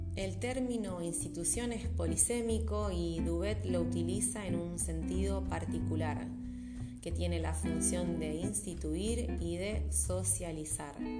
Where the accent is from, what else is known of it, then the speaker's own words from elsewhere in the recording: Rosario, Santa Fe, Argentina; les hablo desde Rosario, mi ciudad natal